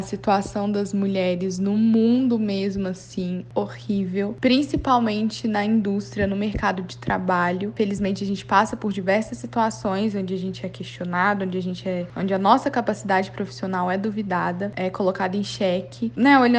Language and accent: Portuguese; Belo Horizonte, Minas Gerais, Brazil; eu sou de Belo Horizonte